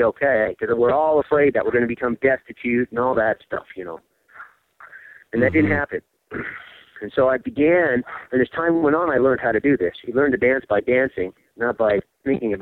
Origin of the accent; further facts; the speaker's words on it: California, United States; moved away as an adult; I'm from California